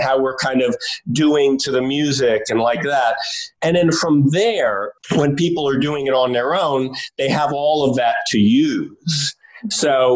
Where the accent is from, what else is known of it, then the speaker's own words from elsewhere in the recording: New York City, New York, United States; I grew up in New York City in Greenwich Village